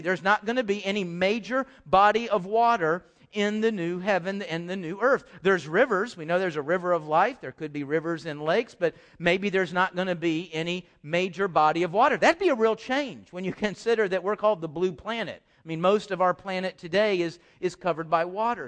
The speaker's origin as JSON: {"language": "English", "town": "Houston", "region": "Texas", "country": "United States", "tie": "born or raised there", "also_born_or_lived": "Dallas", "said": "I grew up in Houston"}